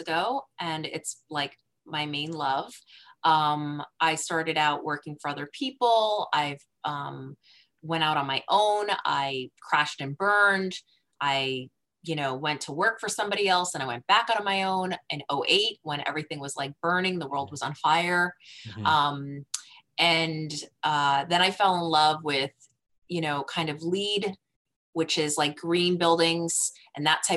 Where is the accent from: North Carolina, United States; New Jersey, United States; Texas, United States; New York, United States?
New Jersey, United States; I'm from New Jersey, metropolitan area